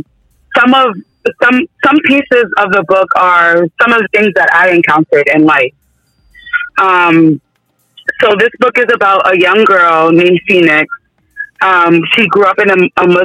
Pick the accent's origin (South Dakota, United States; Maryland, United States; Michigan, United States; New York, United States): New York, United States; Yonkers; now in Duxbury, United States; I'm from Yonkers, New York